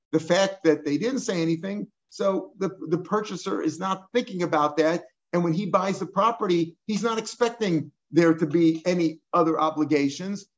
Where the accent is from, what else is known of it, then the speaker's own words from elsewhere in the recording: Missouri, United States; I'm from Missouri